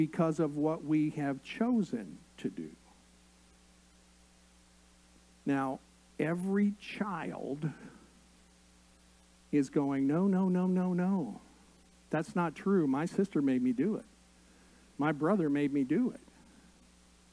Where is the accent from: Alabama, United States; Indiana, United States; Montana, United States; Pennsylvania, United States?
Indiana, United States; I grew up in Indiana, and basketball was the first love